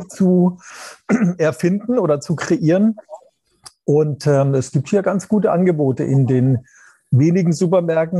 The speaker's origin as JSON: {"language": "German", "country": "Germany", "said": "bei uns in Deutschland"}